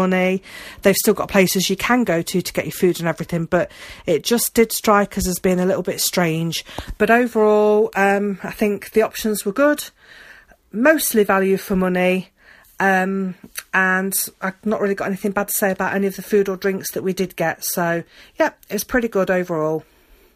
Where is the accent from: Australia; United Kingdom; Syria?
United Kingdom; I'm British, you know, I'm used to the colder weather, I'm used to the rain